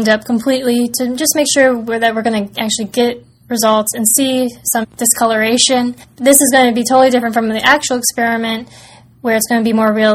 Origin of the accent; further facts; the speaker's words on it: Fairfax, Virginia, United States; I'm from Fairfax, Virginia